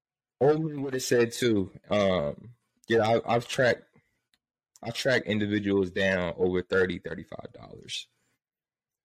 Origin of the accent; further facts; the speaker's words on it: New Jersey, United States; I'm from Jersey